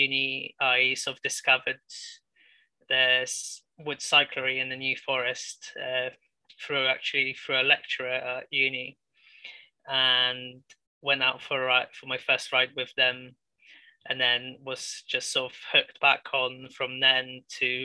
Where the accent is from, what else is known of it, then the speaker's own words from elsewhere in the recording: Poland; now in Southampton, United Kingdom; growing up in Poland, we lived in like a really small town